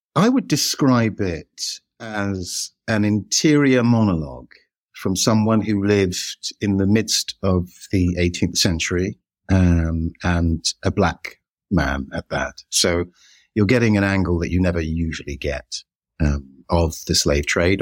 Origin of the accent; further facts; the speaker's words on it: United Kingdom; we're British